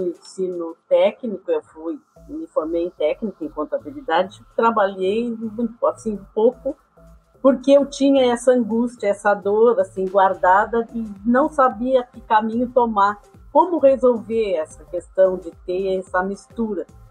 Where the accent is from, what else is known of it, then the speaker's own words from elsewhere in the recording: Pelotas, Rio Grande do Sul, Brazil; eu sempre sou pelotense, sempre morei em Pelotas